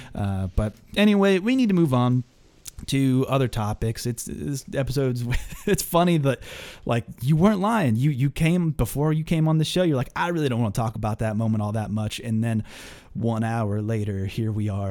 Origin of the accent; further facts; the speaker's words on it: Pittsburgh, Pennsylvania, United States; I'm from Pittsburgh. I'm from Pittsburgh